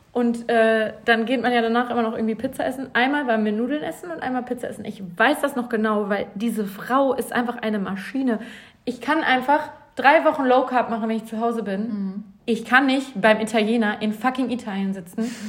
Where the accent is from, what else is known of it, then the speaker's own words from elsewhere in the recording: Bielefeld, North Rhine-Westphalia, Germany; now in Cologne, Germany; in Bielefeld aus meiner Heimatstadt